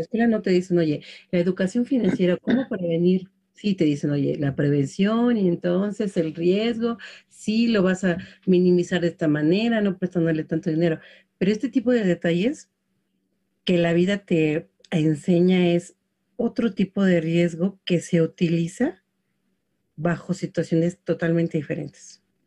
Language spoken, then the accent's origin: Spanish; Mexico City, Mexico; yo crecí en Xochimilco